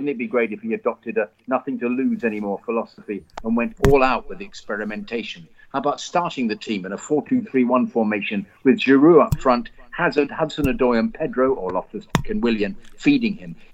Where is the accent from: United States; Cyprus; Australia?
Australia; As an Australian, there's one rank outsider I can't help thinking of, though sadly I doubt it will come to pass.